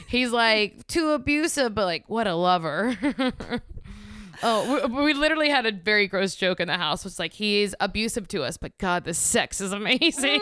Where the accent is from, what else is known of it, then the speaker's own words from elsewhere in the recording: Louisiana, United States; also born or lived in New York; now in Los Angeles, United States; I grew up in Louisiana, I lived in New York, now I live in L